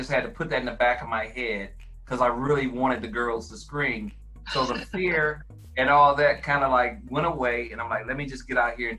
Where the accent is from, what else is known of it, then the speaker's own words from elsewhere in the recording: Flint, Michigan, United States; also born or lived in Clarksdale, Mississippi; And I grew up in Flint. I moved out of the city of Flint back in 1986. So I kind of moved out to the suburbs outside of Flint.